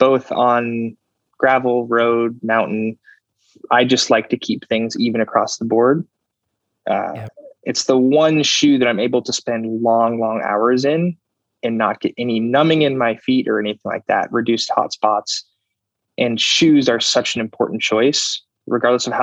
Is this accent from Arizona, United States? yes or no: yes; Phoenix, Arizona, United States; I am from Phoenix.